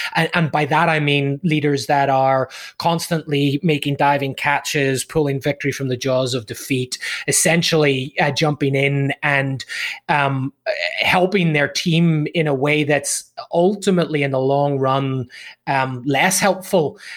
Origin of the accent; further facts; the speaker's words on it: Ireland; moved away as an adult; also born or lived in United Kingdom; now in Southern California, United States; originally from from Ireland uh, back in the day